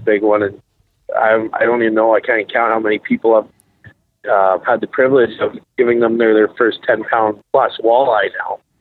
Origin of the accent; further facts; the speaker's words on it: Regina, Saskatchewan, Canada; I'm from Regina, Saskatchewan, 32 years old. I've grown up fishing Last Mountain Lake and the surrounding area